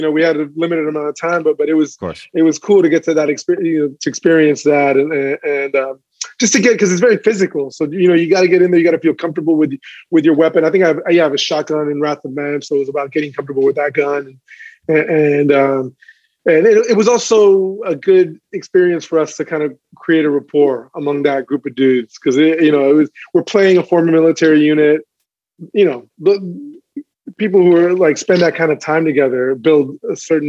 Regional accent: Texas, United States; I still have a lot of my family in the Valley, family throughout Texas, and to get a little love from my home state is always it's very meaningful.

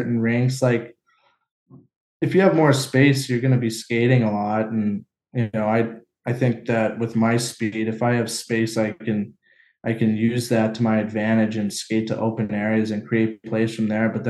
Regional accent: San Diego, California, United States; moved away as an adult; growing up in San Diego

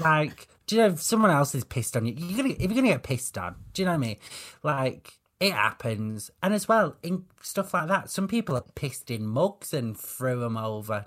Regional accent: the north of England, United Kingdom; I'm a lot more northern than I am gay

